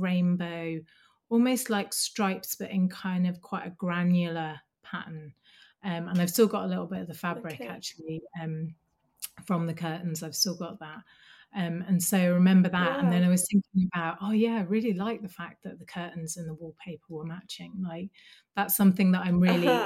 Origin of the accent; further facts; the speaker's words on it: Birmingham, West Midlands, United Kingdom; now in Dundee, United Kingdom; I grew up in Birmingham